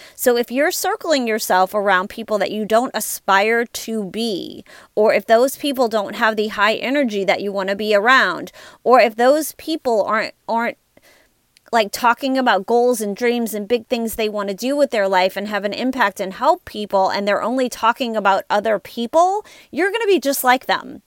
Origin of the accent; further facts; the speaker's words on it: Louisiana, United States; I'm from Louisiana